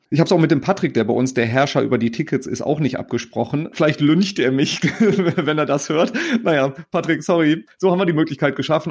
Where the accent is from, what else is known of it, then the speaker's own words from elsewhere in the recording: Cologne, North Rhine-Westphalia, Germany; als Kölner